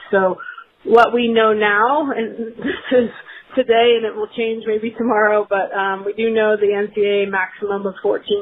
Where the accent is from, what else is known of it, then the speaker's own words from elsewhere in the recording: Daytona Beach, Florida, United States; I'm entering my 14th year as the head coach at Riddle, which is in Daytona Beach, Florida, my hometown.